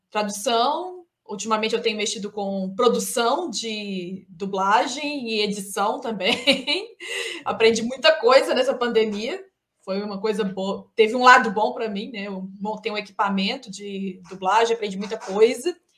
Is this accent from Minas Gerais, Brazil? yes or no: yes; Minas Gerais, Brazil; Eu sou de Minas, tenho 32 anos